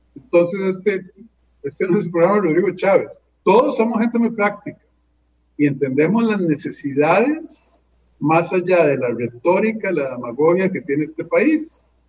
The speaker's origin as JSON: {"language": "Spanish", "region": "San José", "country": "Costa Rica", "tie": "born or raised there", "moved": "as an adult", "said": "Yo nací en ese barrio porque mi mamá vivía cerca de su papá"}